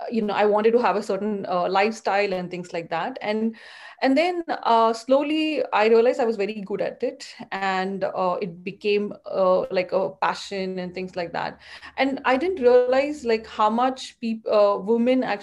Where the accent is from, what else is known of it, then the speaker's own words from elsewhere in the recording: India; moved away as an adult; also born or lived in Mumbai, Maharashtra / Bangalore, Karnataka; now in United States; I grew up in India. I was born and brought up in Bombay and Bangalore